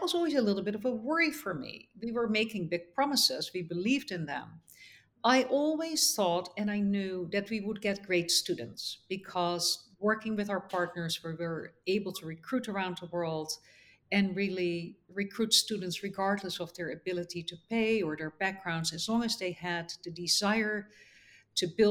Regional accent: Netherlands; moved away as an adult; also born or lived in United States; now in Abu Dhabi, United Arab Emirates; I grew up in the Netherlands

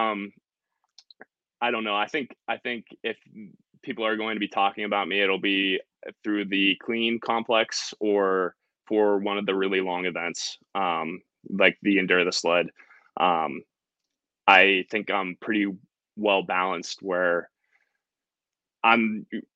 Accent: Brookville, Pennsylvania, United States; now in Connecticut, United States; I'm from Pennsylvania. So like, Western PA, it's Brookville

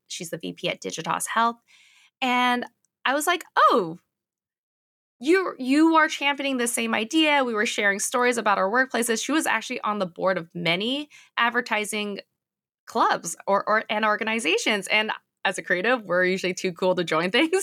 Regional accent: California, United States; also born or lived in Silicon Valley / Los Angeles; I'm California native, so born and raised here

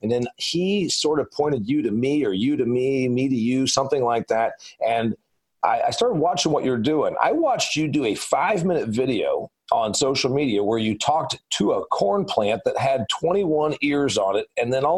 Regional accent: Indiana, United States; I'm from Indiana. He's from Indiana. We grow corn and soybeans like crazy there. We grow a lot of livestock.

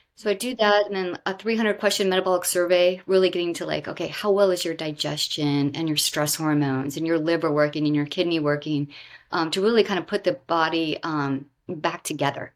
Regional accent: Southwest Florida, United States; moved away; also born or lived in Bethesda, Maryland; I grew up in Southwest Florida near the Everglades

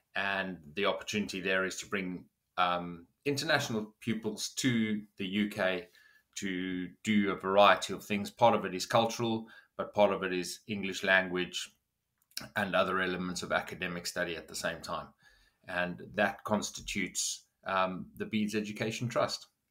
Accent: South Africa; moved away as an adult; now in United Kingdom; I grew up in South Africa

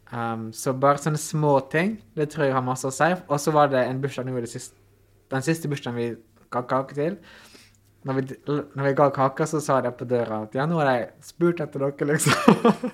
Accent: Ålesund, Møre og Romsdal, Norway; also born or lived in New Zealand; sjøl om jeg er heim, altså jobber i hjembyen min

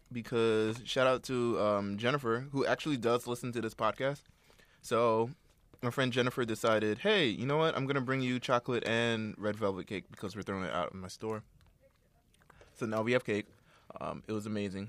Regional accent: East Coast, United States; I'm from the East Coast

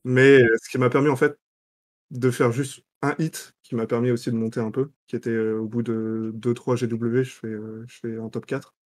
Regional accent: Lorient, Brittany, France; j'ai grandi à Lorient

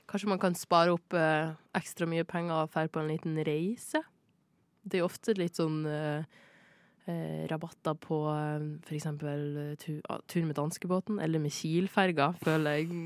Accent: Norway; Jeg er norsk.

